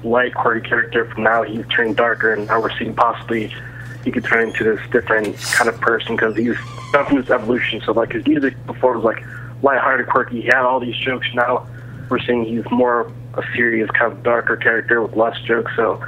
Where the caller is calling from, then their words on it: Columbus, Ohio, United States; from Columbus, Ohio.